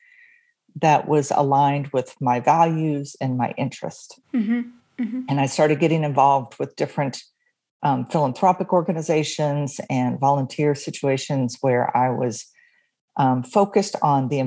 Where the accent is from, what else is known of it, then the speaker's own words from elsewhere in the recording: Atlanta, Georgia, United States; moved away as an adult; also born or lived in New York City; now in Virginia, United States; I am from Atlanta, Georgia. That's where I was born and raised